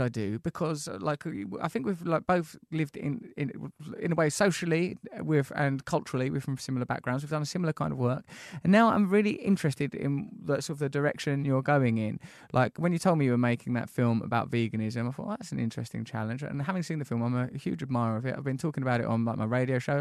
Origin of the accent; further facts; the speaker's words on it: Essex, East of England, United Kingdom; We're Essex boys.